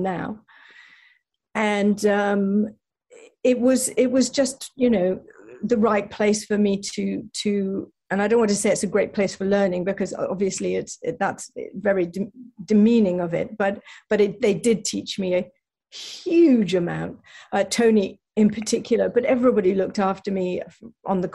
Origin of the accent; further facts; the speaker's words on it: England, United Kingdom; now in United States; being British